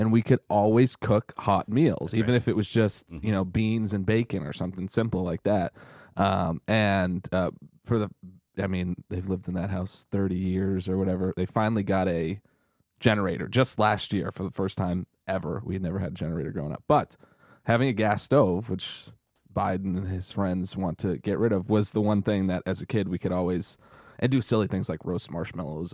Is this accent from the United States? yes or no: yes; New England, United States; I grew up in in New England